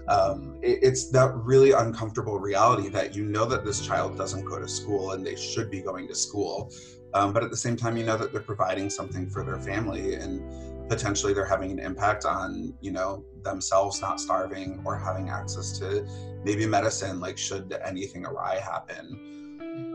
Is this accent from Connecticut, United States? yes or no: yes; northwestern Connecticut, United States; I grew up in northwestern Connecticut